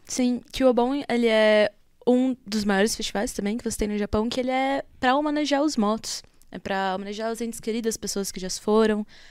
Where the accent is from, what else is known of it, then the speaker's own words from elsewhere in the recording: Brazil; a gente é brasileiro